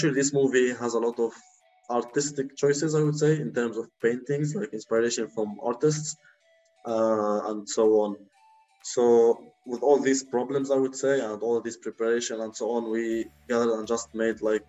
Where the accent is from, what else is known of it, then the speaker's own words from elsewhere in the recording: Lebanon; moved away; in Lebanon, since it's my home country